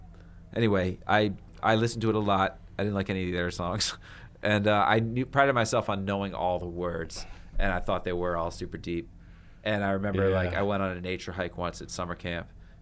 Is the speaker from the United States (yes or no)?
yes; Bethesda, Maryland, United States; I'm from Bethesda, darn it.